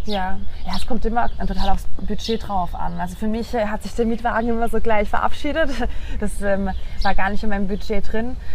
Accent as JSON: {"language": "German", "town": "Pforzheim", "region": "Baden-Württemberg", "country": "Germany", "moved": "yes", "said": "ich komme ursprünglich aus dem Süden von Deutschland, aus einer Stadt, die Pforzheim heißt, äh, zwischen Stuttgart und Karlsruhe"}